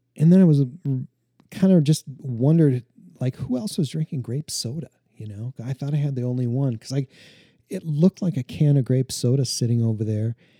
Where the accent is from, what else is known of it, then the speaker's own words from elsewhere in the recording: Montana, United States; growing up in Montana, I grew up out on the prairie, out in the middle of nowhere